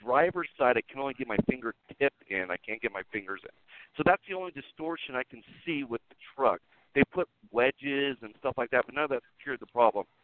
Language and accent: English; San Diego, California, United States; now in Fontana, United States; I'm from San Diego, so I grew up and raised there, and I live in Fontana now